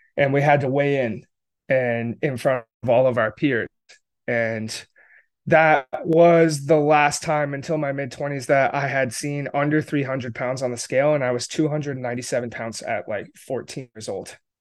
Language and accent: English; upstate New York, United States; also born or lived in Connecticut; I grew up in rural upstate New York, um, with my family